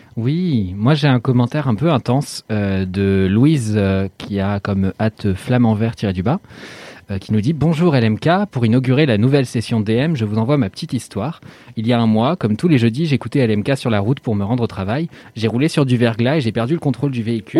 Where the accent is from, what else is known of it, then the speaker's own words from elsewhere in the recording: Normandy, France; je suis normand